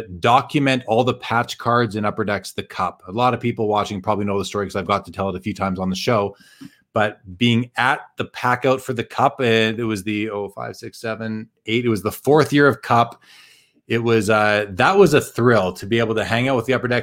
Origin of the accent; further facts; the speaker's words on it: Winnipeg, Manitoba, Canada; now in Calgary, Canada; I'm from Winnipeg originally.